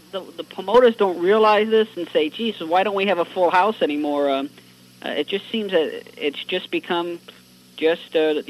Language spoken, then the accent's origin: English; New York area, United States; growing up in the New York area